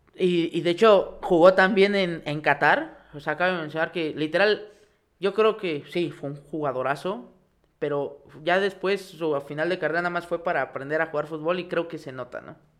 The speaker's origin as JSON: {"language": "Spanish", "town": "Pachuca", "region": "Hidalgo", "country": "Mexico", "said": "aquí donde somos, TEC de Pachuca"}